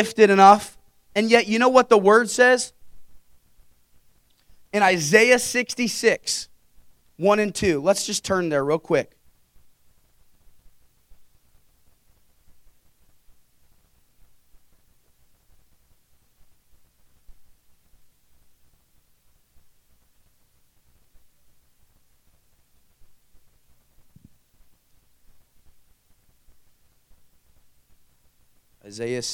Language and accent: English; Carmel, United States; I grew up in Carmel, wonderful home, wonderful parents, five sisters.